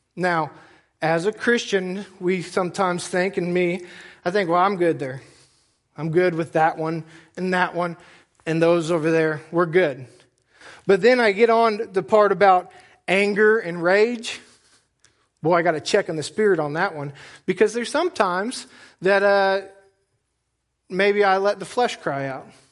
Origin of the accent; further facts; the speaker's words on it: United States; I'm an American